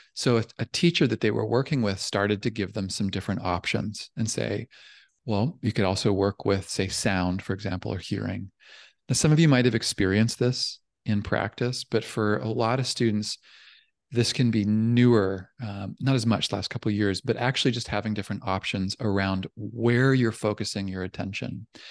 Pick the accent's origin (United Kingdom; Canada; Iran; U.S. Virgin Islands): Canada; now in California, United States; I'm from Canada, but I'm down here in California